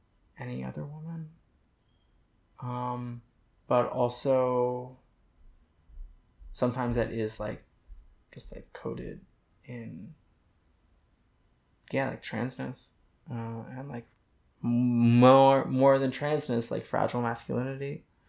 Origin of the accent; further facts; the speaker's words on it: Indiana, United States; born there; also born or lived in Houston / San Francisco / New Hampshire; No, I was born in Indiana, and then I was in Houston for a couple years, and San Francisco, and I went to a boarding school in New Hampshire